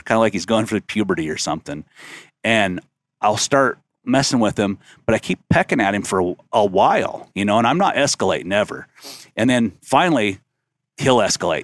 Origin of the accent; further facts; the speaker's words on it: North Idaho, United States; growing up in North Idaho, whitetail hunting with a rifle